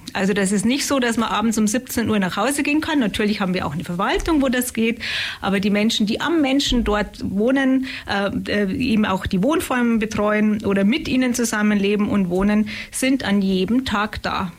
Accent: Munich, Bavaria, Germany; accent: Bavarian; moved away as an adult; now in Upper Swabia, Germany; ich rede nicht Schwäbisch, sondern Bayerisch. Und ich komme ursprünglich aus München in der Nähe vom Starnberger See.

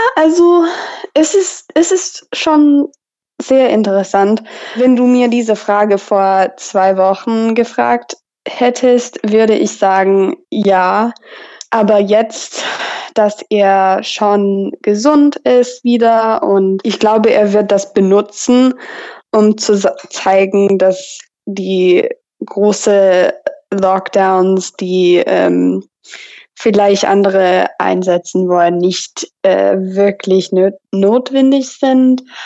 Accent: Texas, United States; German is a second language; also born or lived in Tübingen, Germany; ich komme aus Texas und ich wohne gerade in College Station, Texas.

